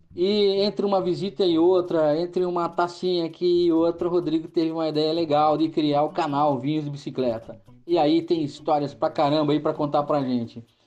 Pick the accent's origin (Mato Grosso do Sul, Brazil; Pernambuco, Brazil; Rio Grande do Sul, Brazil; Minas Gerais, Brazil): Rio Grande do Sul, Brazil; Panambi; now in Chapecó, Brazil; eu moro aqui em Chapecó, mas, é, mas eu sou gaúcho, né? da, né, é, de, de, Panambi, uma cidade, uma cidade pequena ali